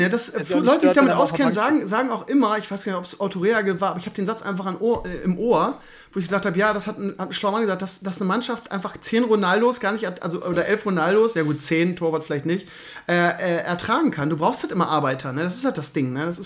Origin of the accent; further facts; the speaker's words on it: Bremen, Germany; Das ist traurig, dass man sich als Bremer noch an sowas festkrallen muss, aber das ist das Einzige, was wir noch haben.